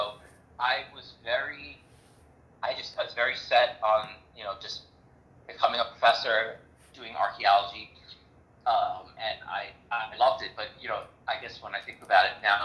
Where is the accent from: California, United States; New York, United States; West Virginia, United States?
New York, United States; New York City; I'm from New York City